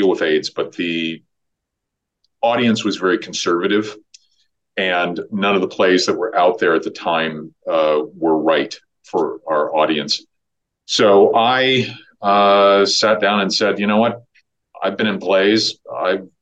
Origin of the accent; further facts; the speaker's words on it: Iowa, United States; moved away as an adult; now in Los Angeles, United States; I moved to LA when I was 18. I grew up in Iowa